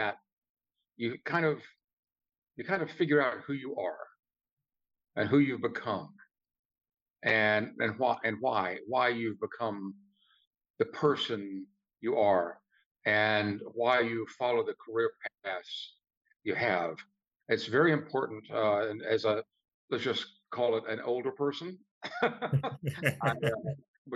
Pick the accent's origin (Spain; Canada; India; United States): United States; Shreveport, Louisiana; I grew up in Louisiana, Northwest Louisiana